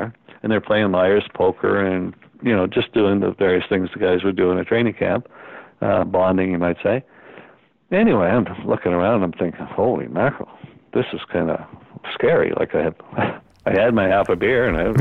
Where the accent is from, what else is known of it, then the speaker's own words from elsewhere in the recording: Kingston, Ontario, Canada; we're from Kingston